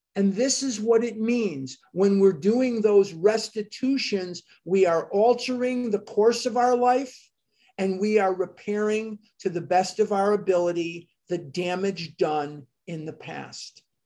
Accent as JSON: {"language": "English", "town": "Chicago", "region": "Illinois", "country": "United States", "tie": "born or raised there", "moved": "yes", "lives_now": "Scottsdale, United States", "said": "I am born and raised in Chicago, Illinois."}